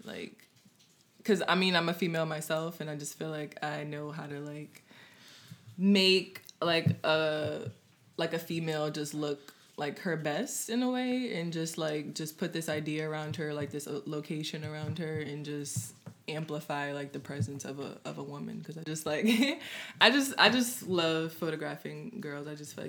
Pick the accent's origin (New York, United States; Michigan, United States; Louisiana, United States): Louisiana, United States; New Orleans; I'm from the Fifth Ward area, which is like Bayou St. John, City Park.